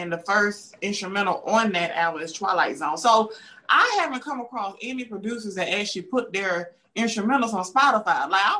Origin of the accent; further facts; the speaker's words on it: the South, United States; accent: southern; I'm from the south.